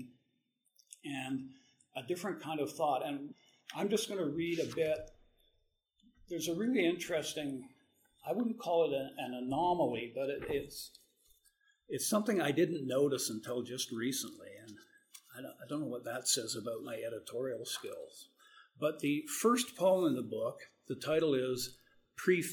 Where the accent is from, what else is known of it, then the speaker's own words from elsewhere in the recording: Moose Jaw, Saskatchewan, Canada; moved away; also born or lived in Vancouver; I said, "Moose Jaw."